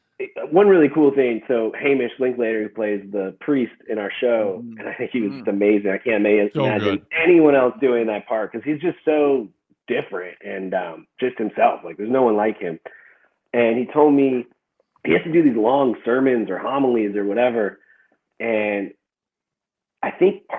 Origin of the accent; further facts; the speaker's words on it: Chicago, Illinois, United States; I was from Chicago